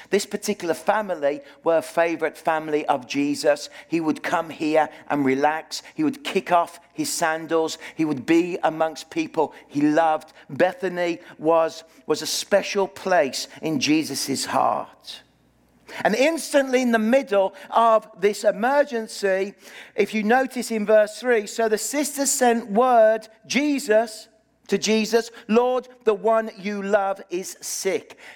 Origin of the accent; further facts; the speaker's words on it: Birmingham, West Midlands, United Kingdom; moved away as an adult; now in Okanagan, Canada; I live in the city of, grew up in the city of Birmingham, in the heart of Britain